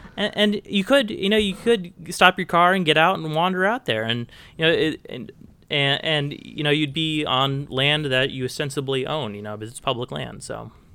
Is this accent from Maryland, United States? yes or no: no; Bend, Oregon, United States; moved away as an adult; also born or lived in Portland, Oregon / Nebraska; now in Fairbanks, United States; I spent my childhood in Bend, Oregon and my adult, you know, my teenage years in Portland, Oregon.